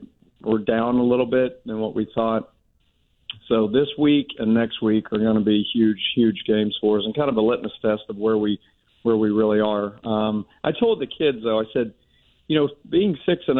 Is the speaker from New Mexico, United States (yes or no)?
no; Pittsburgh, Pennsylvania, United States; moved away; I'm born and raised in Pittsburgh